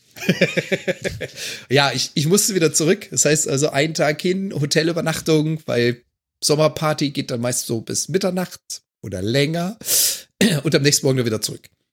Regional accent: Germany; now in Canada; als Deutscher, der in Kanada lebt

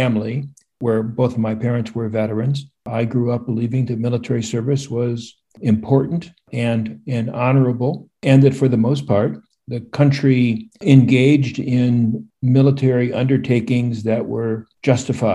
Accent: Midwest, United States; moved away as an adult; I grew up in the Midwest

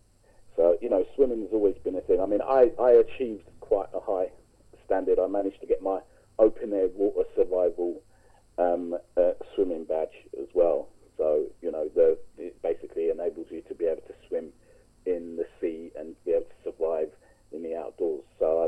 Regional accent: London, United Kingdom; also born or lived in Sierra Leone; Now, I lived in Clapham at the time, and I was raised in Clapham.

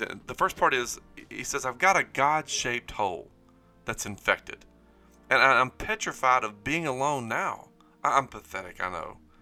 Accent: Springhill, Louisiana, United States; I grew up in Spring Hill, Louisiana

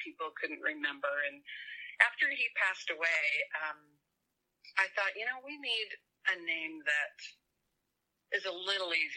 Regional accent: Southern California, United States; now in Utah, United States; I grew up in Southern California, for heaven's sake, so I'm not a country girl by birth

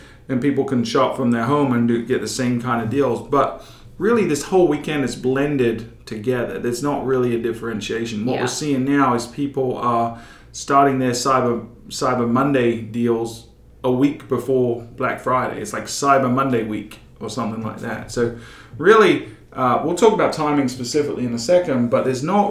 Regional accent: England, United Kingdom; now in United States; growing up in England

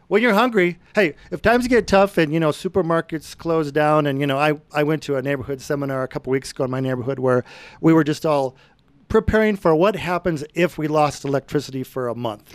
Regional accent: Brighton, Colorado, United States; I grew up in Brighton on a farm

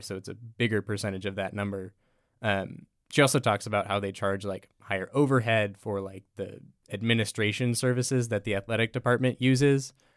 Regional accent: Everett, Washington, United States; moved away as an adult; I'm from Everett, Washington, the Seattle area.

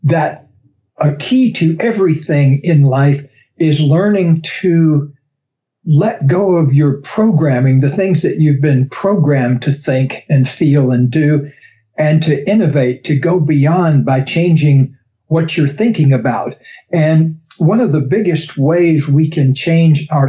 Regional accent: the South, United States; I grew up in the South where people have some unusual names like Gaylord and Beauregard

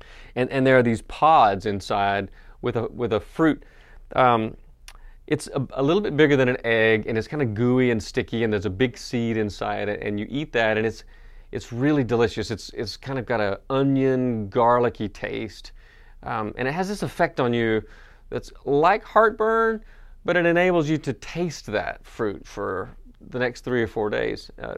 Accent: North Carolina, United States; "Born and bred in Western North Carolina. I'm from the mountains. I'm a mountain man."

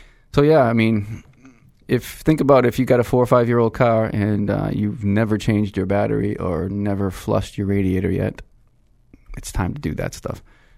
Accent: Lowell, Massachusetts, United States; also born or lived in Manchester, New Hampshire (father's family); I came from the Greek section of Lowell

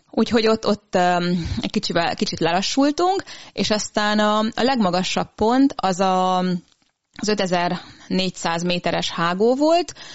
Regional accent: Transylvania, Romania; now in Hungary; én Erdélyben születtem, úgyhogy először az Erdélyi Kárpát Egyesülettel túráztam

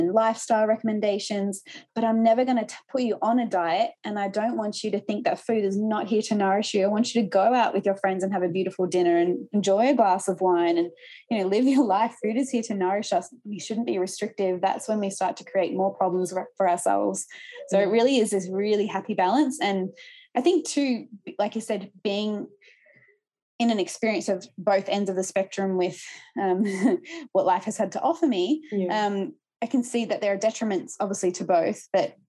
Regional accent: Gippsland, eastern Victoria, Australia; also born or lived in Melbourne; I grew up in Gippsland in eastern Victoria

